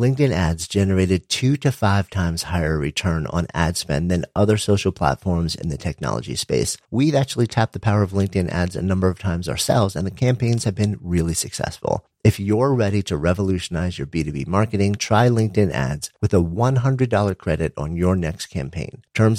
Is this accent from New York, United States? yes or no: yes; New York, United States; I'm in Boulder, Colorado right now. And after being a New Yorker my entire life